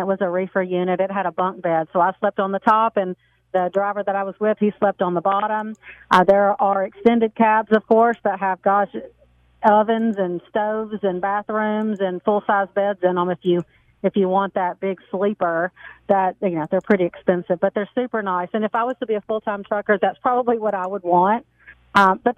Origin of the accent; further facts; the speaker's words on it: the South, United States; I'm from the South, so I have a papaw